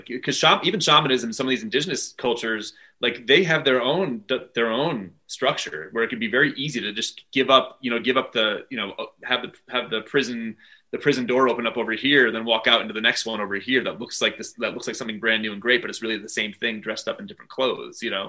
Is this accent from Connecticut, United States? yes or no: yes; Brookfield, Connecticut, United States; moved away as an adult; also born or lived in Albany, New York; I'm from the Danbury area. So southwestern Connecticut, a little town called Brookfield